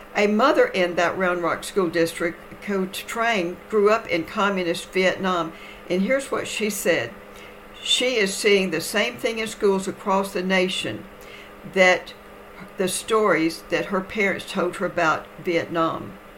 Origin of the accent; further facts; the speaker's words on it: Texas, United States; my home state of Texas